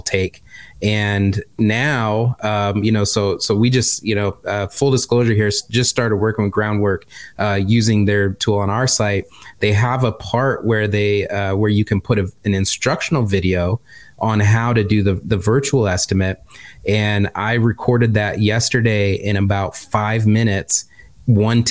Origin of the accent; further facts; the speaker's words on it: Michigan, United States; accent: Midwestern; moved away; I'm just from Michigan